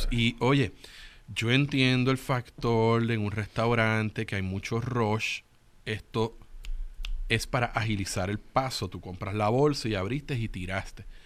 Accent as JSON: {"language": "Spanish", "country": "Puerto Rico", "said": "yo soy puertorriqueña"}